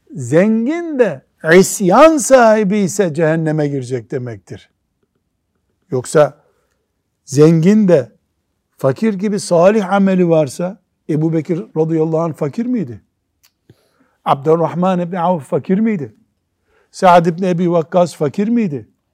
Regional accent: Black Sea Region, Turkey; born or raised there; moved away

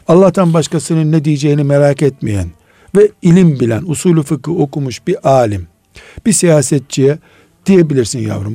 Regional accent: Black Sea Region, Turkey; Biz Karadeniz çocuğuyuz

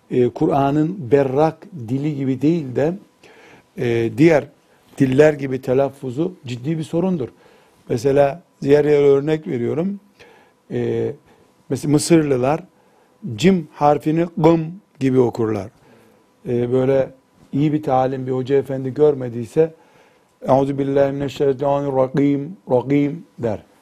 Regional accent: Turkey; E, sen dedi Türk, he Türk dedim. Tamam baktı Türk'üm sarıldı, kucaklaştık.

